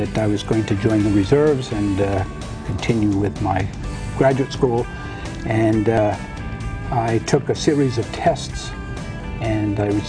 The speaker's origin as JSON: {"language": "English", "region": "New Hampshire", "country": "United States", "tie": "born or raised there", "also_born_or_lived": "Connecticut / Boston, Massachusetts", "lives_now": "Hawaii, United States", "said": "I was born in New Hampshire and was raised in New Hampshire, Connecticut, and Boston."}